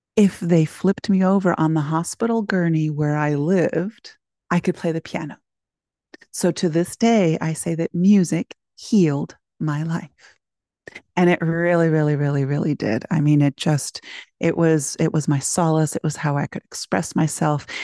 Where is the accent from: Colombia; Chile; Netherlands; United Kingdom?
Chile; Concepción, Biobío; now in United States; I was born in Chile, in Concepcion